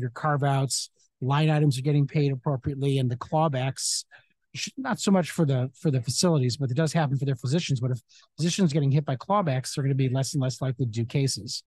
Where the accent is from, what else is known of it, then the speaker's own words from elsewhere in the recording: Chicago, Illinois, United States; moved away as an adult; also born or lived in Cleveland, Ohio / Phoenix, Arizona; now in Santa Monica, United States; I grew up in Chicago